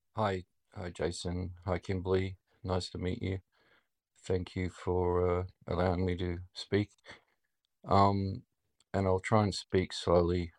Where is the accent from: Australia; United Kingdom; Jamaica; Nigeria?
Australia; accent: Australian; my Australian accent